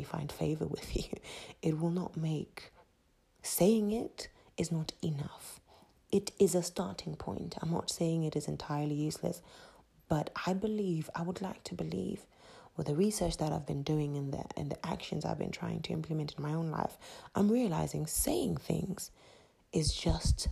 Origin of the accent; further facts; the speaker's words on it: Zimbabwe; accent: Zimbabwean; my Zimbabwean accent